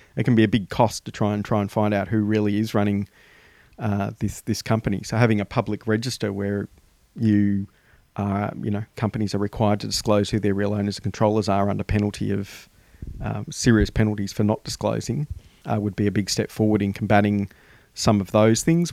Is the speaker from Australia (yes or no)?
yes; Australia; us as the Australian community